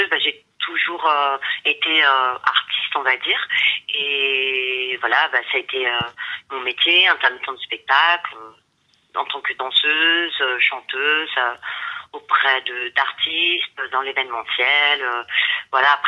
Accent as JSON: {"language": "French", "town": "Rosny-sous-Bois", "region": "Île-de-France", "country": "France", "tie": "born or raised there", "said": "je suis française, je suis née euh, à Rony-sous-Bois, donc euh, en 93, pas très loin de Drancy. Et mais je suis d'origine, ma mère est d'origine mexicaine et mon père est d'origine espagnole."}